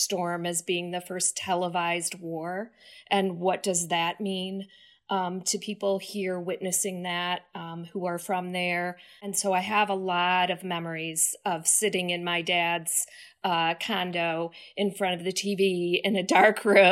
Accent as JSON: {"language": "English", "town": "Detroit", "region": "Michigan", "country": "United States", "tie": "born or raised there", "said": "I grew up in Detroit"}